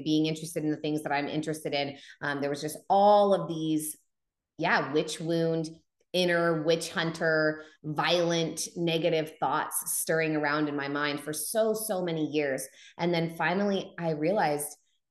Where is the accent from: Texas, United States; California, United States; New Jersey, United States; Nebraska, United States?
California, United States; Humboldt County, Northern; I was home in Humboldt County, where I grew up in Northern California in the Redwoods